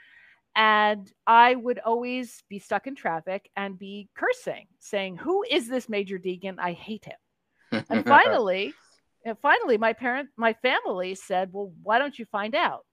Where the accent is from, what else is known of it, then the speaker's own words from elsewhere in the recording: Pennsylvania, United States; now in New York City, United States; I'm actually originally from a nearby state, Pennsylvania